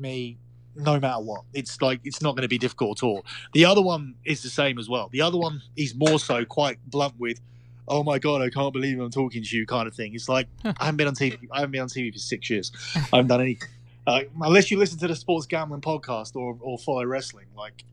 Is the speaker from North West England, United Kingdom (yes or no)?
no; Essex, East of England, United Kingdom; from Essex